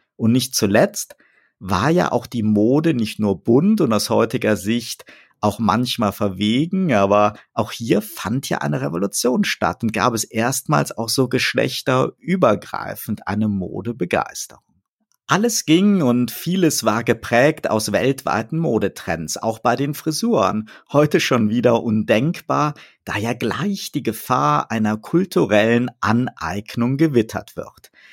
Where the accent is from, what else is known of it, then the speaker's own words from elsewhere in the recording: Bonn, North Rhine-Westphalia, Germany; bei uns in Bonn als Bundeshauptstadt mit vielen Diplomatenkindern, ein Aufwachsen mit hoher Meinungsfreiheit